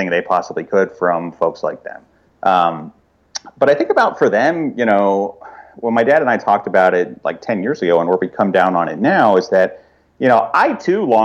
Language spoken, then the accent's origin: English; Fort Smith, Arkansas, United States; moved away; my hometown of Fort Smith